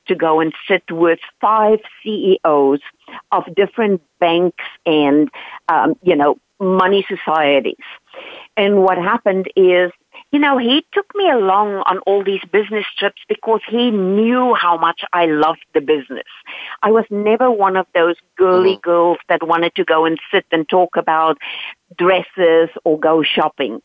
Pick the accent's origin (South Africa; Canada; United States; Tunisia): South Africa; English is a second language; moved away; I am Dutch by origin, but I grew up in South Africa